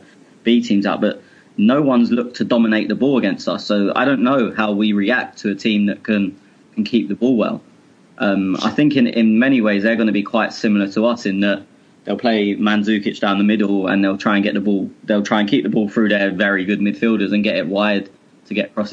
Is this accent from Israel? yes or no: no; England, United Kingdom; I'm English.